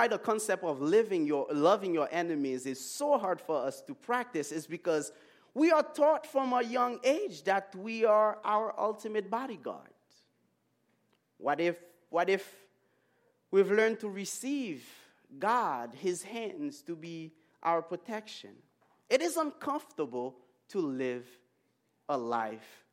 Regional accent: Haiti; moved away; I grew up in Haiti

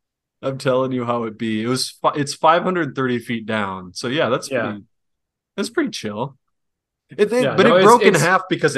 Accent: Wisconsin, United States; I'm from Wisconsin.

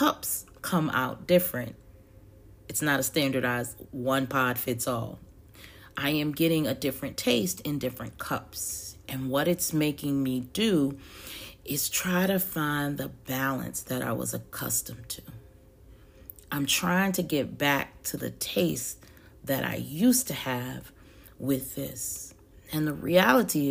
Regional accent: the South, United States; I'm a Southerner who loves and lives in sweet tea

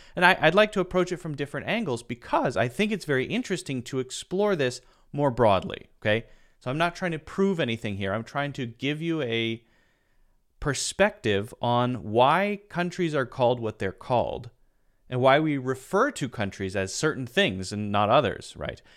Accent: United States; I identify as American

